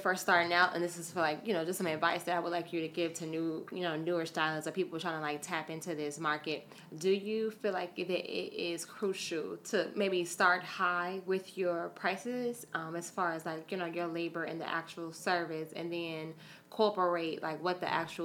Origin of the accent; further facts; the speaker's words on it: Chicago, Illinois, United States; moved away as an adult; also born or lived in New York City; I'm originally from Chicago